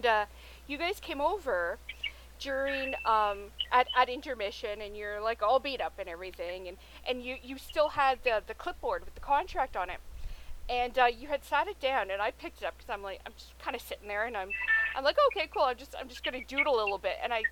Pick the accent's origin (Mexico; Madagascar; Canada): Canada; I am Canadian